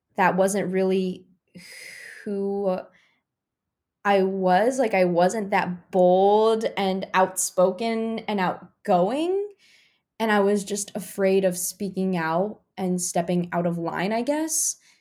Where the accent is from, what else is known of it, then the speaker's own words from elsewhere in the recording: Rolla, Missouri, United States; moved away; But growing up, I grew up in Raleigh, Missouri